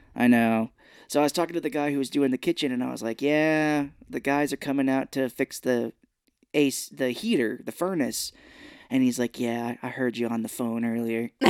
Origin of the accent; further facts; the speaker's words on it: Missouri, United States; I grew up here in Missouri